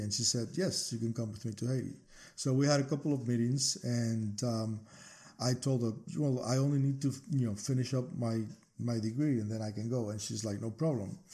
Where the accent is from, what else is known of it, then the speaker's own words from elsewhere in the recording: Cuba; moved away as an adult; now in United States; I'm actually originally from Cuba